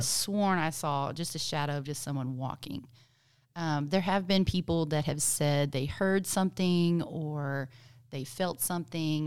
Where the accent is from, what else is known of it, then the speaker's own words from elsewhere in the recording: Gonzales, Texas, United States; growing up in Gonzales